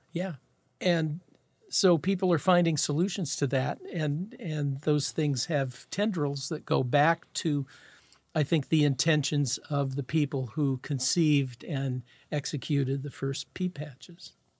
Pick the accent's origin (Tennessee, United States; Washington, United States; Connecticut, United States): Washington, United States; Seattle; I grew up in Garlic Gulch, and Garlic Gulch, Rainier Valley